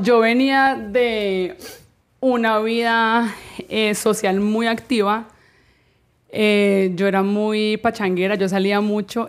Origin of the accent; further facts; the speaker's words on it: Cali, Valle del Cauca, Colombia; moved away as an adult; now in Miami, United States; yo soy caleña